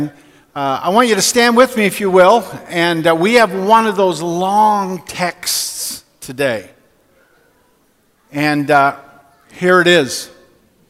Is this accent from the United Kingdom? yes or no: no; Newfoundland and Labrador, Canada; When I was 6 or 7 years old, we moved to Labrador City from Newfoundland, and in our family where I grew up